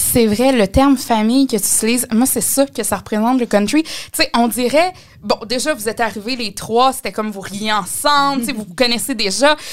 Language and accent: French; Mauricie, Quebec, Canada; chez nous, en Mauricie